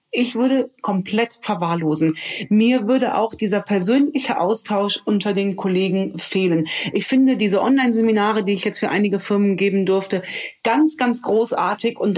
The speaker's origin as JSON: {"language": "German", "region": "Rhineland", "country": "Germany", "said": "Als Rheinländerin spreche ich hier mit einem Hamburger."}